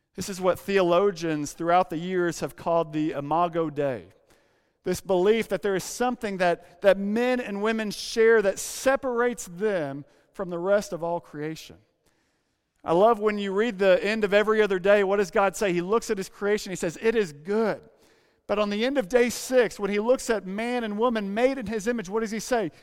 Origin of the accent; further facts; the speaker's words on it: Arkansas, United States; now in San Francisco, United States; When I say Arkansas